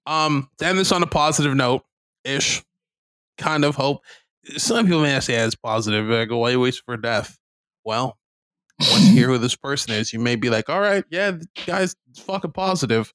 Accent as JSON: {"language": "English", "country": "Canada", "said": "being Canadian"}